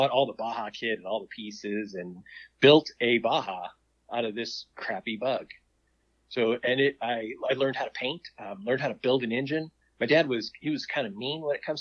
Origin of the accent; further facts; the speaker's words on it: Southern California, United States; also born or lived in back east; we eventually moved to the West Coast. I grew up in Southern California